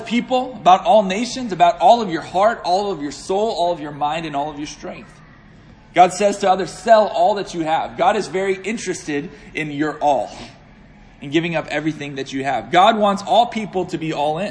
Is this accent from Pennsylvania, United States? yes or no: yes; Pittsburgh, Pennsylvania, United States; also born or lived in Northern Virginia; I hail from Pittsburgh, Pennsylvania